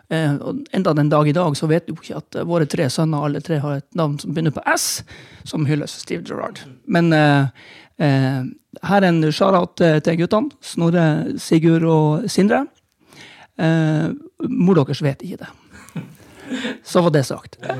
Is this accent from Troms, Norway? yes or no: yes; Tromsø, Troms, Norway; also born or lived in Bergen; jeg er tromsøværing through and through. Til tross for at jeg er nødt til å innrømme at jeg er født i, i Bergen.